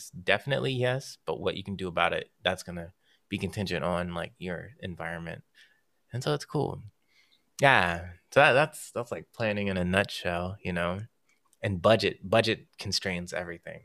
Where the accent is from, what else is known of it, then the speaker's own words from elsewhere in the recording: Marietta, Georgia, United States; I'm from Marietta, Georgia, where they love